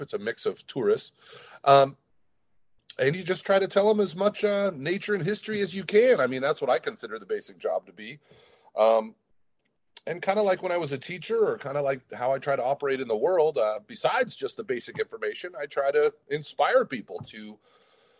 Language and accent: English; Portland, Oregon, United States; I grew up in Portland